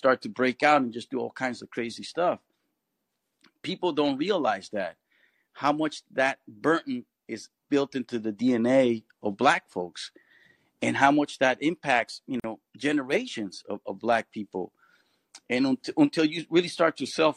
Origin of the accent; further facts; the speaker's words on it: Bay Area, California, United States; I grew up in the Bay Area, and the Bay Area is pretty much a very good melting pot in some ways.